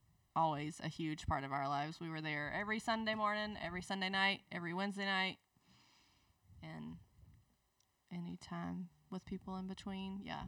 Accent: Leesburg, Georgia, United States; accent: Southern; moved away as an adult; also born or lived in Albany, Georgia; now in Birmingham, United States; I grew up in Leesburg, Georgia.

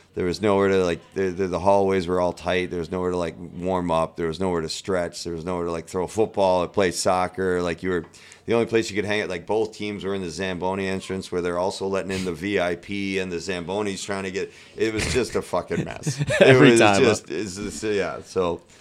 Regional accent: United States; being an American

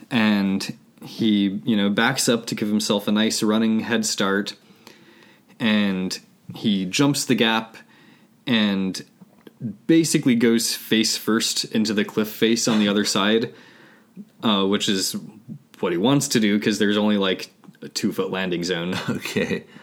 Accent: United Kingdom; I mean lifts because we're British.

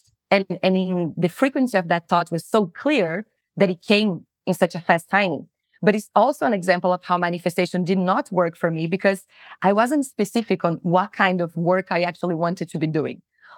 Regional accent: Brazil; moved away as an adult; also born or lived in New Zealand; I'm originally from Brazil

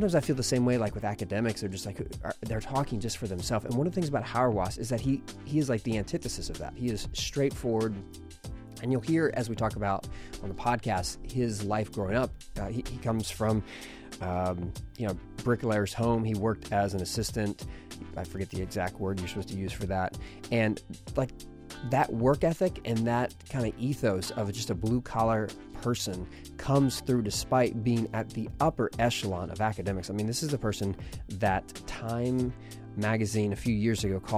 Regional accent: Austin, Texas, United States; also born or lived in Abilene, Texas / Philadelphia; I'm from Austin, Texas

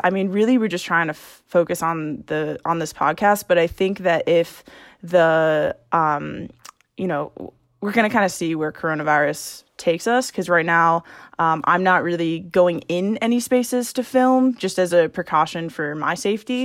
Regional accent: Long Island, New York, United States; moved away as an adult; also born or lived in Syracuse / Madrid / London / Staten Island; now in Boston, United States; I'm from Long Island, uh, and then I was in Syracuse

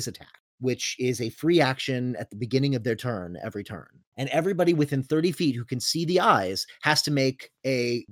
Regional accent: Florida, United States; We are from Florida, not Georgia

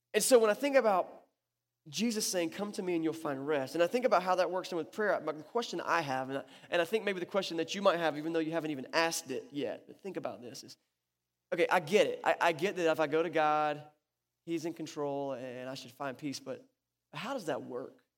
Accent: North Carolina, United States; it went right over my hometown

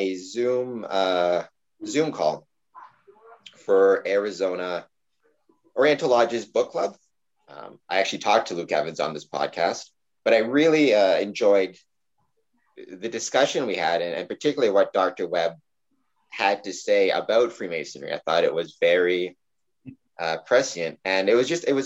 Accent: Windsor, Ontario, Canada; I'm from Windsor, so I guess north of the border

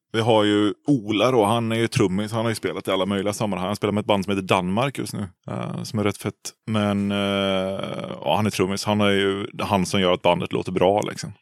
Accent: Uddevalla, Västra Götaland, Sweden; moved away as an adult; also born or lived in Umeå, Sweden; now in Gothenburg, Sweden; Jag är från Uddevalla från början. Från ja. Härsta utanför Uddevalla. Så där är jag uppväxt

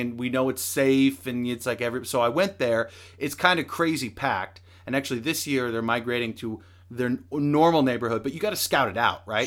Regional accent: the Northwest, Pacific Northwest, United States; we're from the Northwest, but never considered moving to Salem

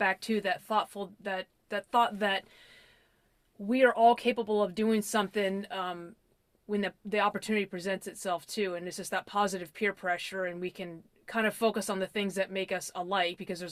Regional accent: Washington, District of Columbia, United States; I'm from DC

